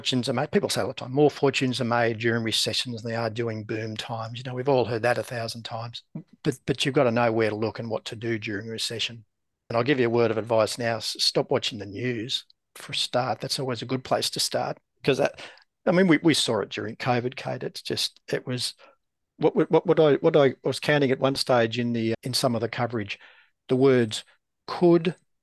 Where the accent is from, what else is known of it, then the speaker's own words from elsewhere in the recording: Australia; I'm from Australia